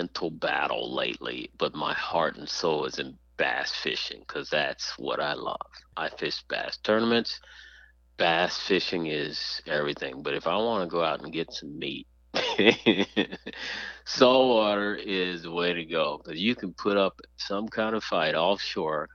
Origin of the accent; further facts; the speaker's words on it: Texas, United States; now in Florida, United States; I am a diehard Texan, and I still consider it home.